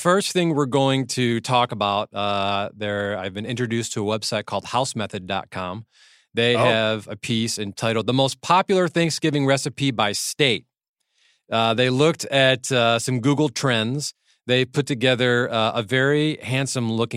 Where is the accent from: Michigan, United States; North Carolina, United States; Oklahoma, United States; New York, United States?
Michigan, United States; now in California, United States; my home state of Michigan